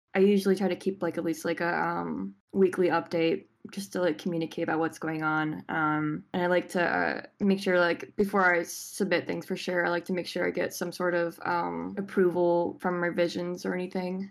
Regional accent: Richmond, Virginia, United States; I'm from uh, Richmond, Virginia

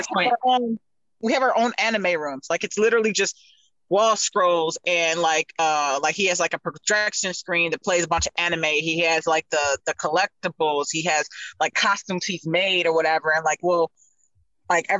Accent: Detroit, Michigan, United States; I'm from Detroit

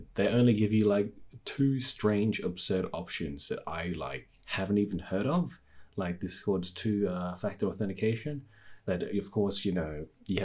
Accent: Australia; I'm from Australia

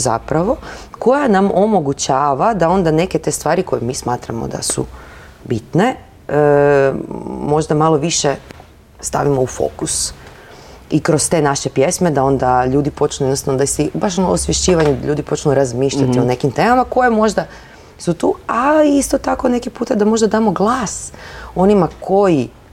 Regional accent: Zagreb, City of Zagreb, Croatia; to je moj rodni grad

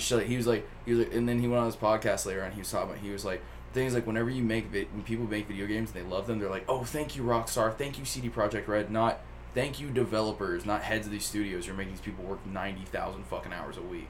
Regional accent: Flintville, Tennessee, United States; I grew up in Flintville, Tennessee.

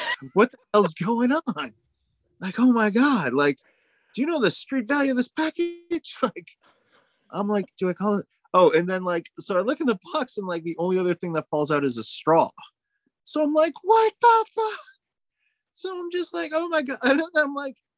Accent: United States; I'm an American.

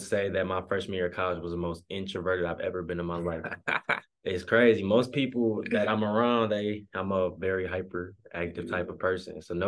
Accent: Grand Blanc, Michigan, United States; also born or lived in Flint, Michigan; I was born in Flint, but I was raised in Grand Blanc most of my life, which is the suburbs of Flint.

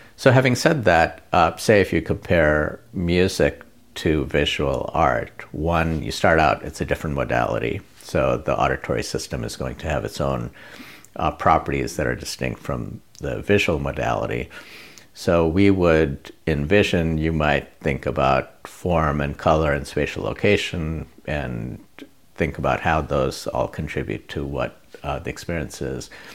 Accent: India; moved away; I grew up in India, went to a school run by Jesuits from Spain

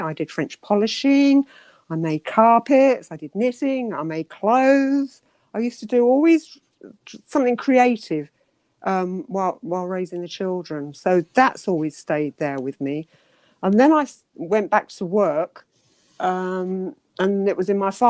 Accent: London, United Kingdom; also born or lived in Hastings; now in Canterbury, United Kingdom; I was born in Hastings in my grandmother's house. Used to visit there quite a lot. I lived, I believe, somewhere near Penge initially. And then we moved to Streatham. Streatham we went to near Wandsworth Common.

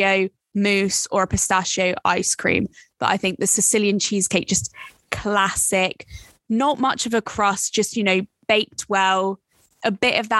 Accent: France; now in United Kingdom; when I grew up and lived in France

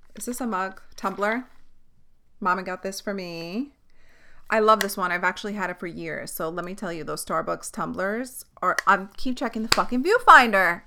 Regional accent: New York City, New York, United States; I'm from Staten Island

